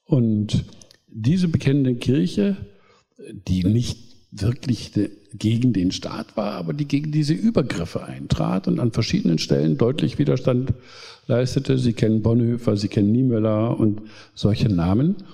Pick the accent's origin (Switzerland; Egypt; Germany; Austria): Germany; Ich bin also in der DDR aufgewachsen.